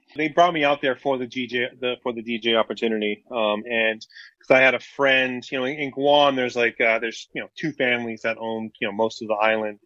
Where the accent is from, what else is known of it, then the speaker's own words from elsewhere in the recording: Hawaii, United States; I grew up in Hawaii